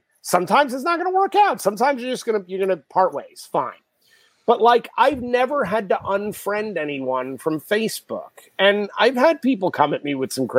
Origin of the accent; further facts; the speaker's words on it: New York City, New York, United States; I grew up in New York City